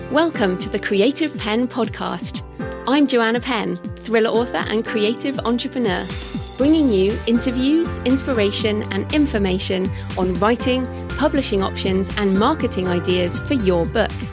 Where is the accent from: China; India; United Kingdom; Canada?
United Kingdom; I'm obviously a British woman